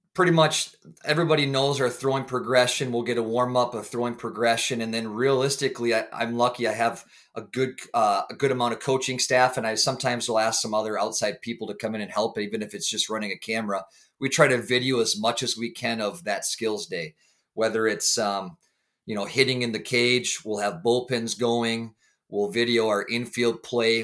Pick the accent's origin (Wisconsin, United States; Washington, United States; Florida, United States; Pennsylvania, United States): Wisconsin, United States; St. Croix Falls; born and raised in Saint Croix Falls, Wisconsin